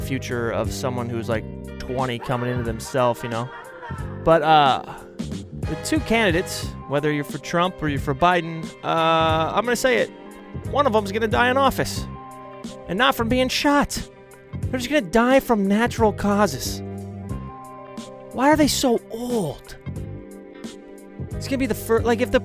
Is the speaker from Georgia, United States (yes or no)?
no; Portland, Oregon, United States; we're from Portland